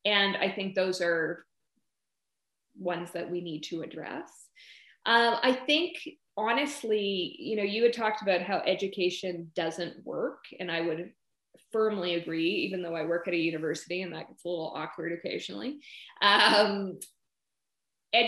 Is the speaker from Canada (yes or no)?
yes; the Yukon, Northern Saskatchewan, Canada; moved away; I grew up in Northern Saskatchewan, the Yukon, and really saw firsthand the realities of young people in Canada's north